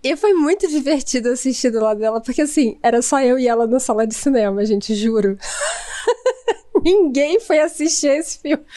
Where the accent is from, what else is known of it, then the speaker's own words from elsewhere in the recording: Rio de Janeiro, Brazil; now in Cabo Frio, Brazil; eu não sou de Cabo Frio, eu sou do Rio de Janeiro